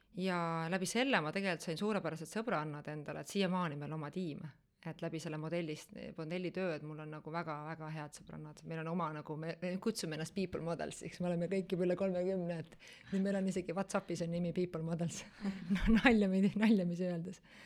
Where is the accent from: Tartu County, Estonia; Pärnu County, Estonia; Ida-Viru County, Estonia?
Pärnu County, Estonia; Pärnu; moved away as an adult; now in Tallinn, Estonia; ma olen ise tegelikult pärit Pärnust. Äh, üheksateistaastaselt äh, tulin Tallinna elama